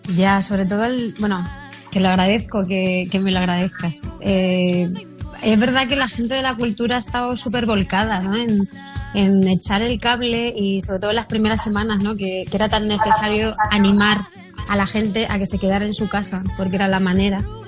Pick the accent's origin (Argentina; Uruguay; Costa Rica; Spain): Spain; Castilla-La Mancha; moved away; irme para mi tierra manchega